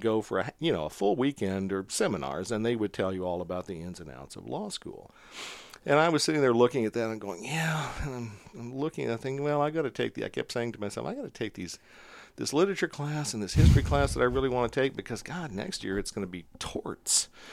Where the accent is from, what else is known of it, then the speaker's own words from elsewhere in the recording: Montgomery City, Missouri, United States; I'm from a very small town in Missouri called Montgomery City, and it is, I grew up on a farm, really